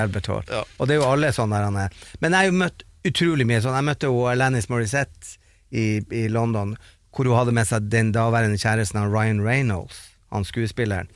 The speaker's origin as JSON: {"language": "Norwegian", "town": "Bodø", "region": "Nordland", "country": "Norway", "said": "vi som satt hjemme i Bodø"}